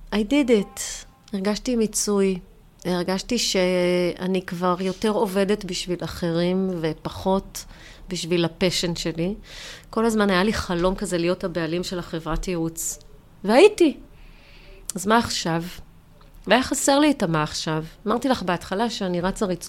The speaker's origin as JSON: {"language": "Hebrew", "town": "Jerusalem", "region": "Jerusalem District", "country": "Israel", "tie": "born or raised there", "said": "אני בסוף ירושלמית, גדלתי בירושלים"}